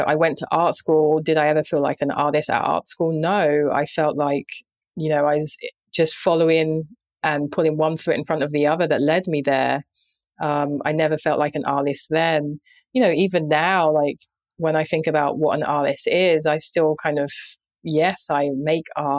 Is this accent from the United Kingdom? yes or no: yes; London, United Kingdom; I grew up in Southeast London